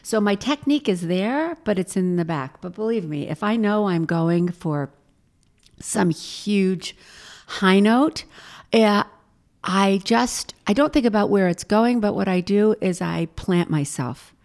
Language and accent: English; Los Angeles, California, United States; now in New York, United States; I'm from Hollywood